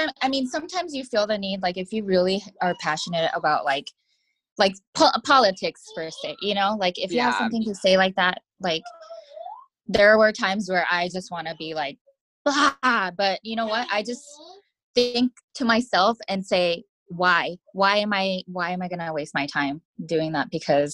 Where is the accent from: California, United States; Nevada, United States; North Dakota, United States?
Nevada, United States; Las Vegas; Like, I'm from Vegas, you know, I just don't take crap.